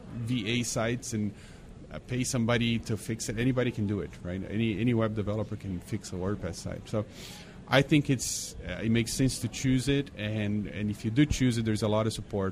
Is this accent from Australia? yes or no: no; Brazil; Remember when I was growing up in Brazil, Everybody drove a VW Bug. That's all we had there.